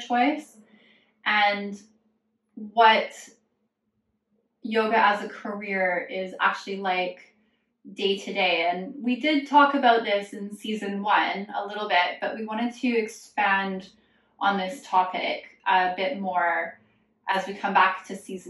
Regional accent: Alberta, Canada; I'm from Alberta in Canada, which is the Texas of Canada

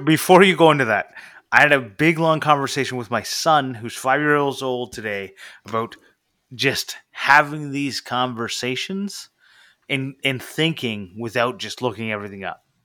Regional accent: Canada; I'm from Canada.

